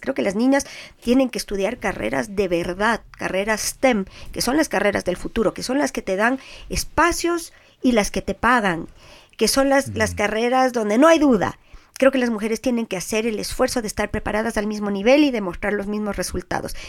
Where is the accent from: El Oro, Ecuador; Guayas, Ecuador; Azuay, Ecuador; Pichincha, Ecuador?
Pichincha, Ecuador; Quito; soy súper quiteña